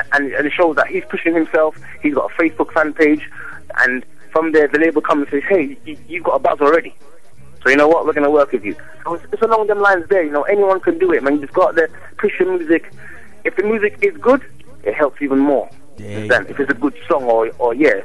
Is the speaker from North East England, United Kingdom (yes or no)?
no; London, United Kingdom; also born or lived in Jamaica; I was born in London